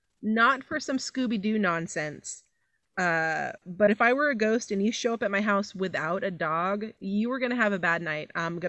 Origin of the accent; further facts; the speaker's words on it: San Jose, California, United States; moved away; I'm originally from San Jose, California, so that might just be a weird local thing that we do.